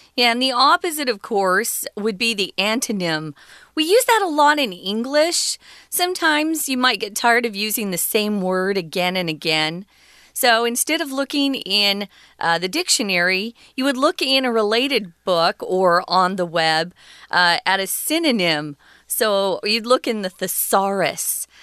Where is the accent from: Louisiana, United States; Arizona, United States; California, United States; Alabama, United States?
Arizona, United States; born or raised there